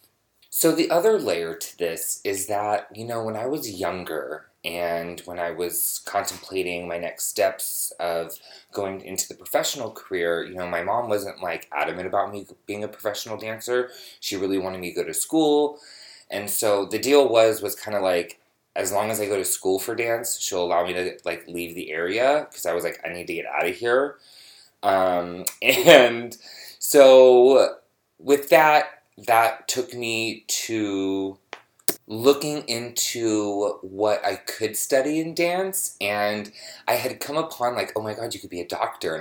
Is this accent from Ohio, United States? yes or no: no; San Francisco, California, United States; moved away as an adult; also born or lived in Los Angeles; I am from San Francisco, born and raised